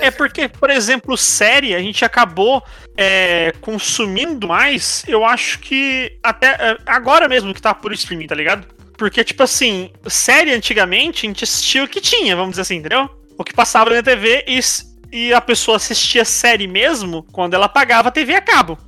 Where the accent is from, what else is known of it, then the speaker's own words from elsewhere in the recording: Brazil; Como bom brasileiro